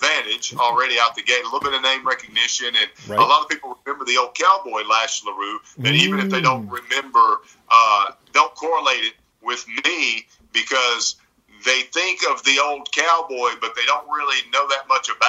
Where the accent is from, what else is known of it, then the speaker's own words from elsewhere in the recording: Alabama, United States; accent: Southern; I was raised by my mom here in Alabama